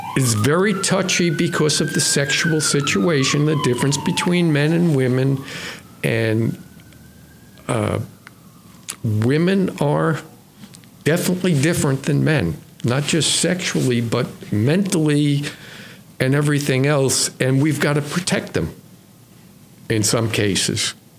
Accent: New York City, New York, United States; I grew up in New York City. I was uh, on Long Island

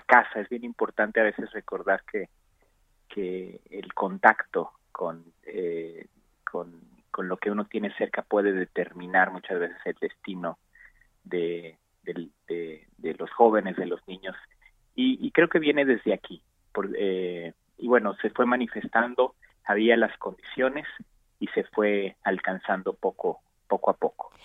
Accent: Mexico; also born or lived in Mexico City, Mexico / The Hague, Netherlands / Amsterdam, Netherlands; regresé a México aproximadamente por 2009 a, trabajar en mi país

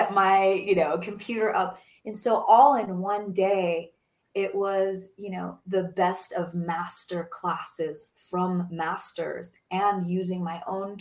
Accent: Denver, Colorado, United States; working in my home state in Denver, Colorado

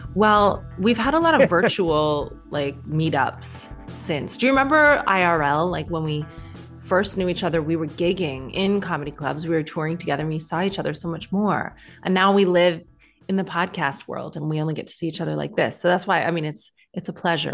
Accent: Canada; moved away as an adult; also born or lived in Ireland (ancestry); now in United Kingdom; when you are, uh, Celtic skinned like me, but grew up in Canada

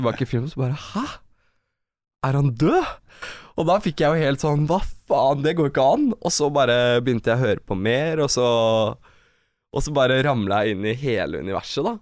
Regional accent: Norway; Vi vokste opp i blokk i Hoffsveien

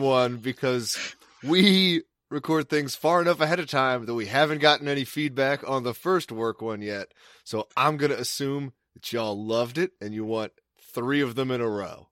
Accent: Maryland, United States; moved away as an adult; also born or lived in Boston; I'm working at Blockbuster in my hometown

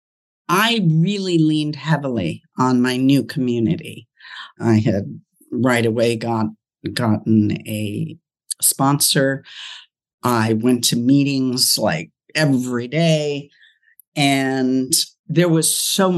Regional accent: Los Angeles, California, United States; moved away as an adult; now in Ohio, United States; I'm from California, now living in Ohio

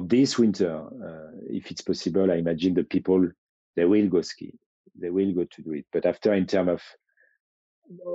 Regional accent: Chamonix, Auvergne-Rhône-Alpes, France; I grew up in Chamonix.

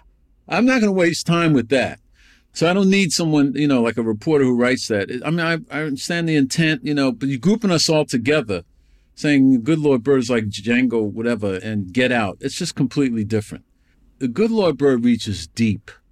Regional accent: New York, United States; I grew up in New York

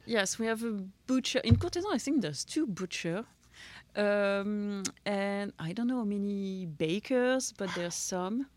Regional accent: Châteauneuf-du-Pape, Provence-Alpes-Côte d'Azur, France; also born or lived in Besançon; I'm from Châteauneuf-du-Pape. Uh, I was, uh, raised there

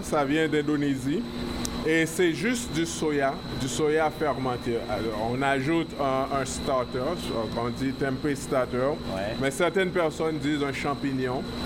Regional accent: Haiti; now in Quebec, Canada; on vient d'Haïti

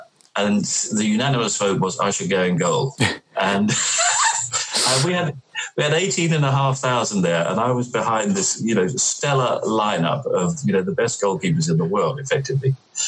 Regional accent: London, United Kingdom; And no, I grew up in southeast London, right. Around Charlton and Blackheath

